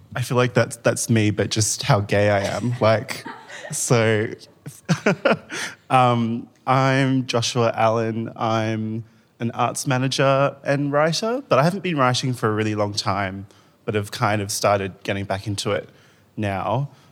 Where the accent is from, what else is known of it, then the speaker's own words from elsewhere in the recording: Rockingham, Western Australia, Australia; now in Melbourne, Australia; I grew up in Rockingham in Western Australia, which is a really small beach town.